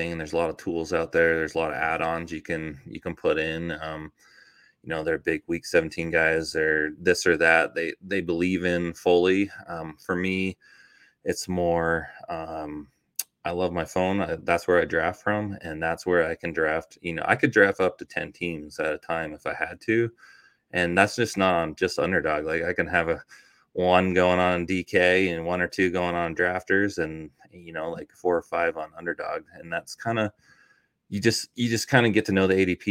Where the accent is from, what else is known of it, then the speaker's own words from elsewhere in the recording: Toronto, Ontario, Canada; now in United States; I grew up in Toronto, Canada. So I spent like my first half of my life there